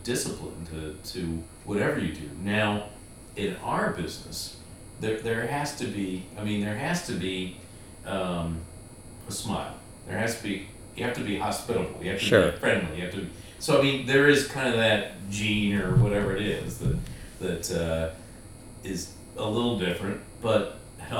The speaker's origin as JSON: {"language": "English", "country": "United States", "said": "as an American"}